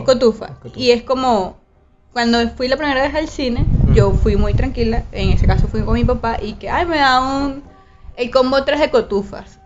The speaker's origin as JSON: {"language": "Spanish", "country": "Venezuela", "moved": "as an adult", "lives_now": "Barranquilla, Colombia"}